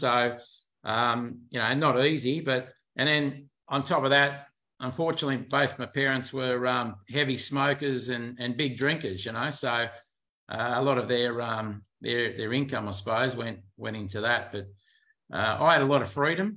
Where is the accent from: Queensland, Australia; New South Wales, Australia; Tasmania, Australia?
New South Wales, Australia; Sydney; born and bred in Leichhardt in the inner west there in Sydney. So that's where I'm from.